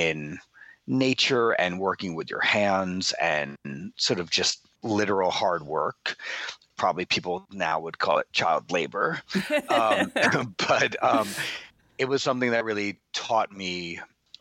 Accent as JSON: {"language": "English", "town": "Bayport", "region": "New York", "country": "United States", "tie": "born or raised there", "also_born_or_lived": "Manhattan / New Orleans", "moved": "as an adult", "lives_now": "Los Angeles, United States", "said": "really grew up in this little seafaring town on Long Island on the South Shore called Bayport."}